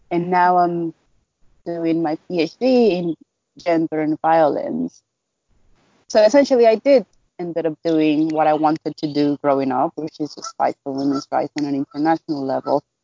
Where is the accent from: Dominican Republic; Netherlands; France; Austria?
Dominican Republic; I am a writer, I am a campaigner, and I am a researcher from the Dominican Republic.